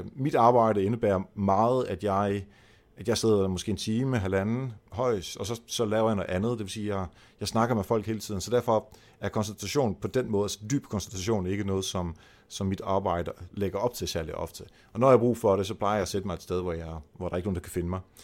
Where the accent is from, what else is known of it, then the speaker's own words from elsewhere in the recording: Netherlands; Danish is a second language; moved away; jeg er hollænder